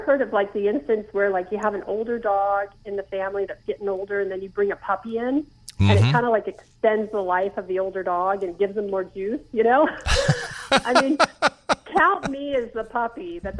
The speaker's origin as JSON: {"language": "English", "town": "Cary", "region": "North Carolina", "country": "United States", "said": "Well, I am from Cary."}